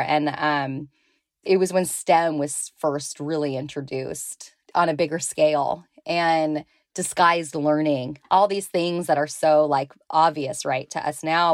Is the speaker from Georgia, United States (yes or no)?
no; Walnut Creek, California, United States; I grew up in the San Francisco Bay Area in Walnut Creek, California.